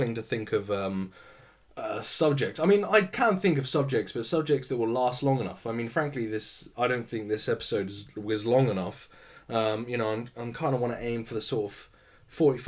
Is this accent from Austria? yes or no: no; United Kingdom; I'm British